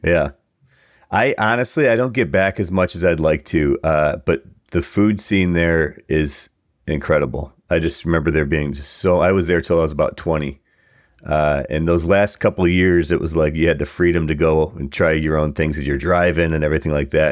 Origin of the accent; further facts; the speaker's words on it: Buffalo, New York, United States; being from Buffalo, we're both actually from Buffalo area.